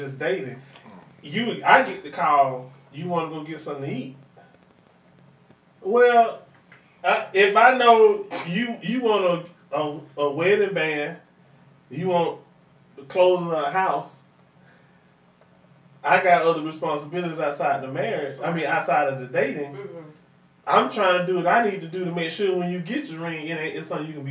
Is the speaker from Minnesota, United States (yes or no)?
no; East Point, Georgia, United States; I'm from East Point.